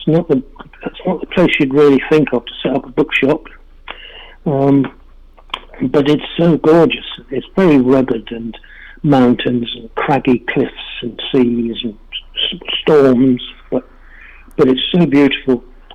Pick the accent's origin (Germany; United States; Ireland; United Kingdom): United Kingdom; England; moved away; We've been in this building about 18 years, and we came from England in 1990, and we've both been dealing since 1977